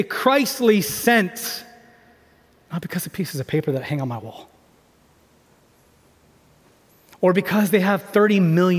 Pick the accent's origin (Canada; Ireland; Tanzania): Tanzania; I'm an MK from Tanzania. I got to see my parents be able to do amazing things in ministry